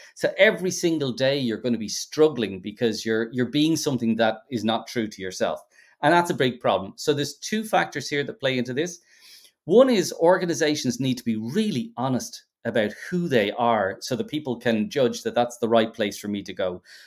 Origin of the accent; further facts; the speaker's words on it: Ireland; being Irish